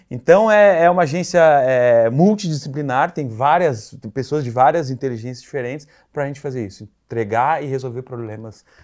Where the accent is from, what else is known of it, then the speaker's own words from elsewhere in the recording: South Region, Brazil; now in São Paulo, Brazil; porque somos do Sul, e eu comecei, eu vim para São Paulo pela Claro, pela operadora Claro.